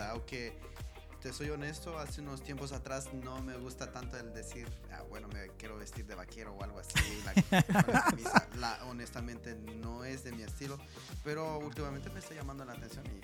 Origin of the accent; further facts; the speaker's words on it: Guatemala City, Guatemala Department, Guatemala; now in Houston, United States; Yo soy de la ciudad de Guatemala